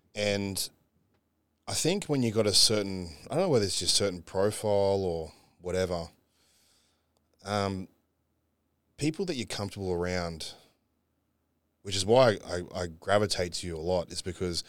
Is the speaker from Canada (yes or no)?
no; Australia; Unfortunately, we got to travel being Aussie, you know.